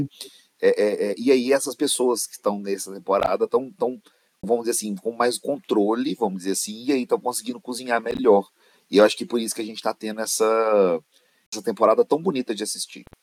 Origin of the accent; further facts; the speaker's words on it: Minas Gerais, Brazil; eu sou de Minas